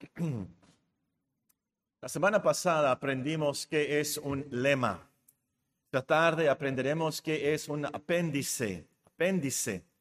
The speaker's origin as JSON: {"language": "Spanish", "country": "Mexico", "said": "Somos mexicanos"}